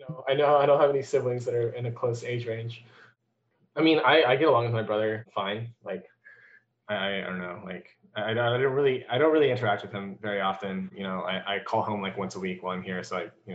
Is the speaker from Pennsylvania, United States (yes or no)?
no; North Carolina, United States; moved away; also born or lived in Hangzhou, China / Arkansas / Indiana; I pretty much stayed in North Carolina for like my most of my life from, age 9 or something like that until pretty recently. And yeah, so I grew up there